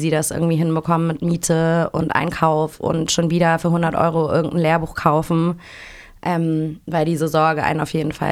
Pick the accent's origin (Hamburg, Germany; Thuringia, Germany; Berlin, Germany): Hamburg, Germany; ich komme aus Hamburg